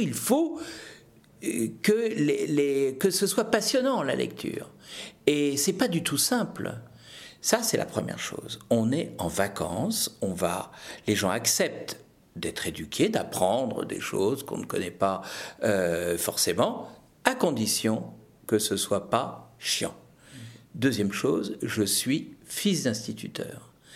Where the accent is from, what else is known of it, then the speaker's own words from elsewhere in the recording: Brittany, France; je suis breton.